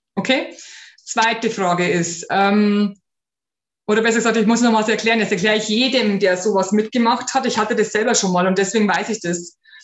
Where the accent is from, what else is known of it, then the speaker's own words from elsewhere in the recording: Bavaria, Germany; bei uns in Bayern